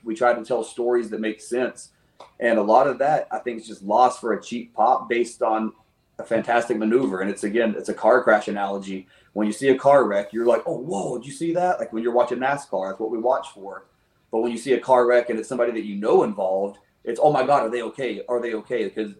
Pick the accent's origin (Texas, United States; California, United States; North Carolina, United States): North Carolina, United States; Old Fort; growing up in Old Fort, North Carolina